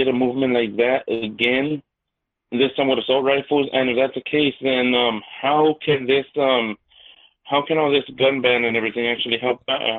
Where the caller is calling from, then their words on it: Los Angeles, California, United States; I'm coming from Los Angeles.